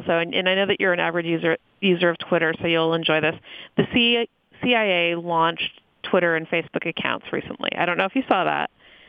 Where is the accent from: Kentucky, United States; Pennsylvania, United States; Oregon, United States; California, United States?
Oregon, United States; Portland; spent a good portion of my sabbatical in my hometown of Portland, Oregon. I love Portland